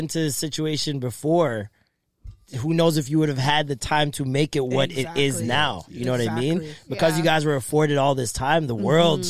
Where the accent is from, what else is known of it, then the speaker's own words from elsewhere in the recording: Jamaica; We're Jamaican. We never are.